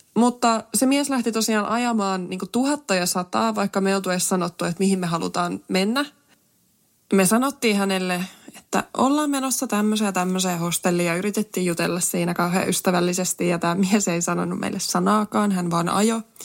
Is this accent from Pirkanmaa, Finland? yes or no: yes; Tampere, Pirkanmaa, Finland; Mähän on itsekin tosiaan Tampereelta kotoisin